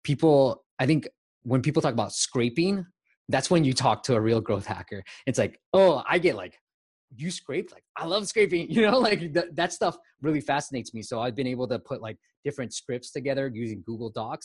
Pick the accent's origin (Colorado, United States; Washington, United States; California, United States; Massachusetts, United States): California, United States; Bay Area; also born or lived in Myanmar; I'm in the Bay Area. So I grew up, but I was born in Burma, Myanmar. Came to the Bay Area when I was 6 years old and been here ever since